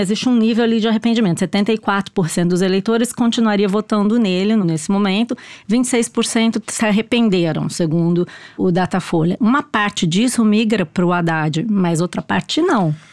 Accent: Cruzeiro, São Paulo, Brazil; moved away; lá em Cruzeiro, na minha terra, lá no interior de São Paulo

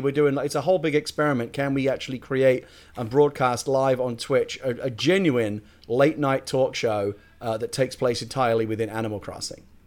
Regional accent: United Kingdom; I'm a Brit

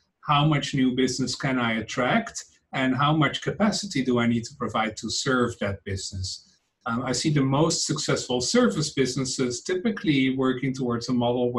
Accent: Netherlands; English is a second language; moved away as an adult; now in San Francisco, United States; as you can hear from my accent, I am not native to these American lands. I am from the Netherlands originally.

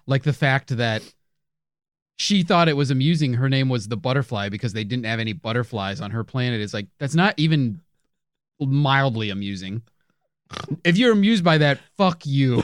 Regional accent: Chicago, Illinois, United States; we're from Chicago

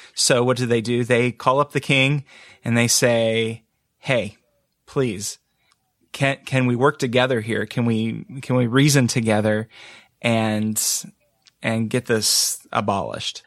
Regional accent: United States; growing up in the States

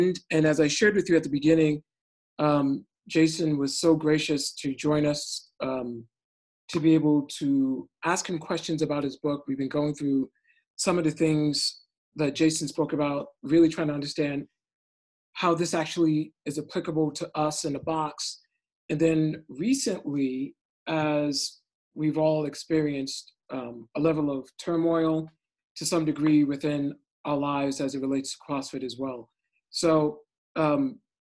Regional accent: New York City, New York, United States; now in San Francisco, United States; I'm from Brooklyn.

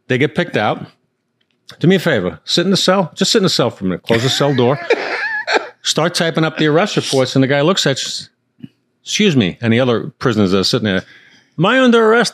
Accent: New York City, New York, United States; I was born in Queens

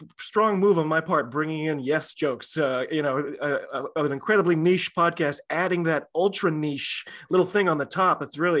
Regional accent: United States

